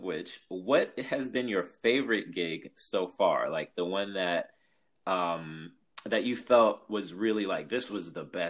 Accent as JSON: {"language": "English", "town": "Los Angeles", "region": "California", "country": "United States", "said": "I live in Los Angeles. And I'm from South Central"}